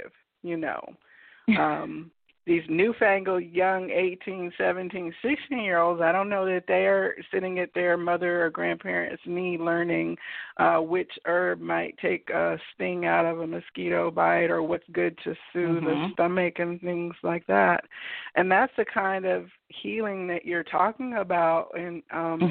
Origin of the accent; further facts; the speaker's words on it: Kansas, United States; I'm from Kansas, from a farming family background.